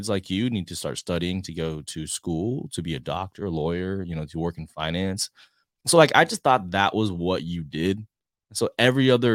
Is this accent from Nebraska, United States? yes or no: no; Houston, Texas, United States; moved away as an adult; also born or lived in Dallas, Texas / Baltimore; now in San Antonio, United States; growing up in the H, Houston